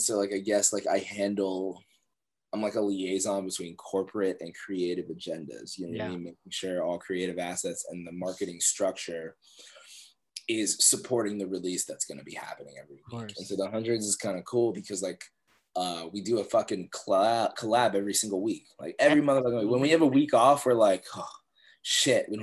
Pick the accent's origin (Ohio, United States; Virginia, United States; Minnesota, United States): Virginia, United States; Northern; I'm from Virginia, right? Grew up in Northern Virginia, grew up on like a couple acres of land, like super country